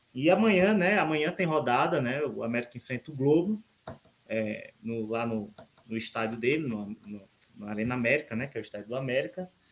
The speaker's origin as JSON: {"language": "Portuguese", "area": "Seridó Potiguar", "region": "Rio Grande do Norte", "country": "Brazil", "tie": "born or raised there", "said": "É lá no Seridó Potiguar, que é a região onde eu nasci"}